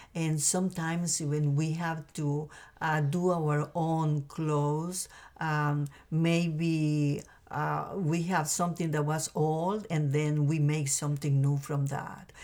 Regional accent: Costa Rica; moved away; I grew up in a beautiful and small country called Costa Rica in Central America

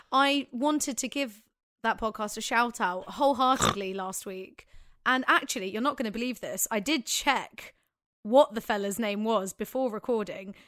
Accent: Manchester, North West England, United Kingdom; I'm so English

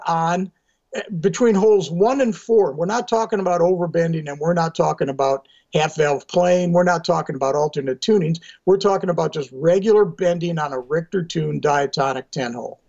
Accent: outside of Milwaukee, Wisconsin, United States; I grew up outside of Milwaukee, which is only 90 miles from Chicago.

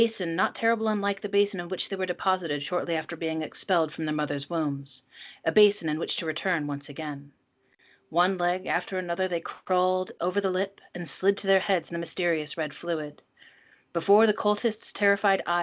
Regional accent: United States; I'm the American hostess

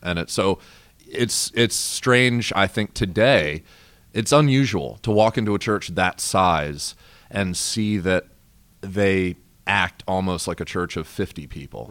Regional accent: Maryland, United States; moved away; I'm originally from Maryland

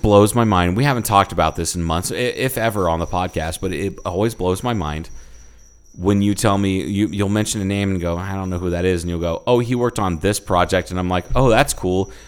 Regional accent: Ohio, United States; I'm from Ohio

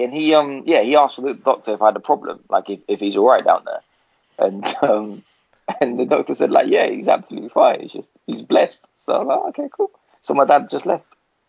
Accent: London, United Kingdom; I was born in London

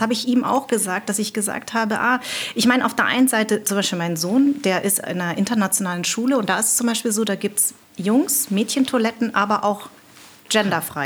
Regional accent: Darmstadt, Hesse, Germany; accent: Hessisch; ich bin in Darmstadt groß geworden

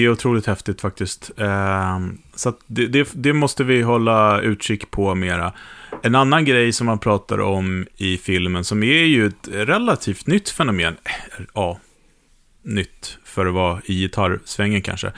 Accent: Sweden; för mig som svensk

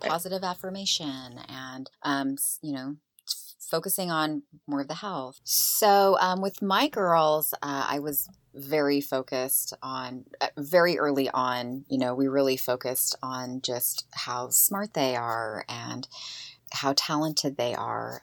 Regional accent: Eastern Washington, United States; grew up in, you know, Eastern Washington

